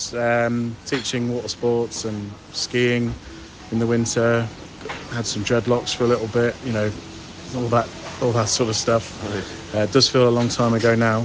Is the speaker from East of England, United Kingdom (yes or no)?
yes; Peterborough, East of England, United Kingdom; now in Dubai, United Arab Emirates; I'm originally from just outside Peterborough.